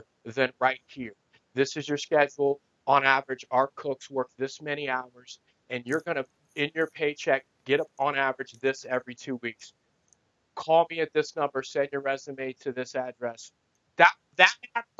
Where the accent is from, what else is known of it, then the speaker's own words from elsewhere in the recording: Ohio, United States; now in Arizona, United States; I'm in Arizona now, but in Ohio